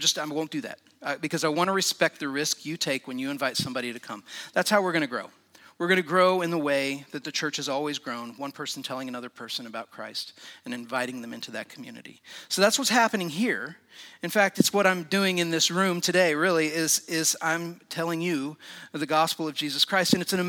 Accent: Indiana, United States; I grew up in Indiana, about an hour north of Indianapolis, in a little small town.

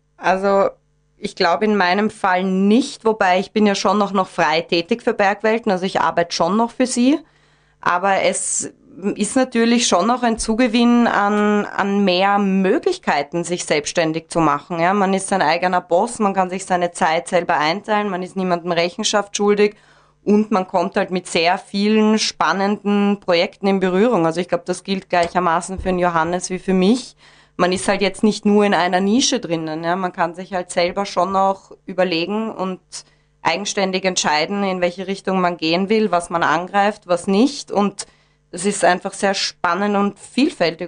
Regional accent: Vienna, Austria; now in Gesäuse, Austria; bin gebürtige Wienerin

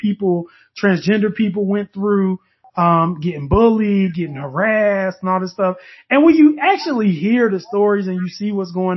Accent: the South, United States; I'm from the South

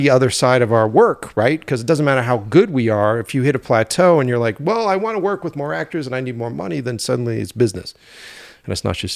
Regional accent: East Coast, United States; I always take self self help books with like a grain of fucking salt because I'm from the East Coast, so I'm like, what's this guy doing?

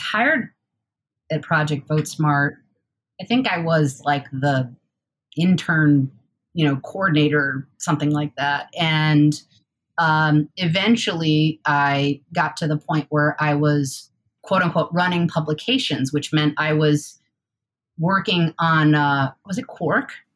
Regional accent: Newark, New York, United States; moved away as an adult; also born or lived in Boston / Oregon; I grew up in a town called Newark, New York, uh, which is in the Finger Lakes region.

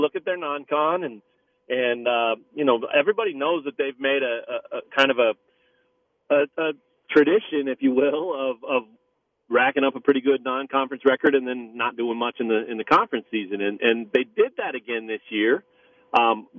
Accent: Lawrence, Kansas, United States; growing up in Lawrence

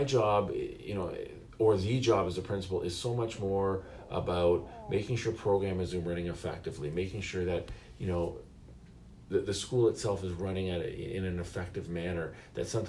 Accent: Mississauga, Ontario, Canada; I was blessed in growing up in Mississauga

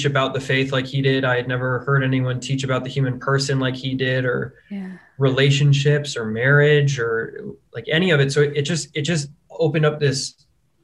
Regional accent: Denver, Colorado, United States; moved away; I am from Denver, Colorado, which is where I now live, but spent a lot of time elsewhere in between my birth and now

